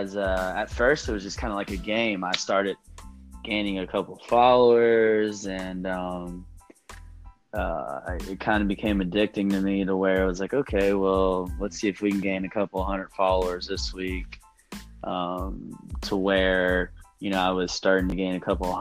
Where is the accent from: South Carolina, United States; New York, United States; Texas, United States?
Texas, United States; a small town outside of Dallas; I'm originally from a small town outside of Dallas, about an hour south